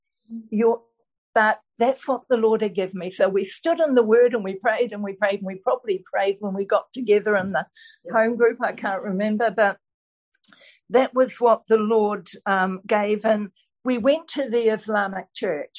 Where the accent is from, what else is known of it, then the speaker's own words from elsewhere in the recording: Belfast, Northern Ireland, United Kingdom; I was born in Belfast, Northern Ireland.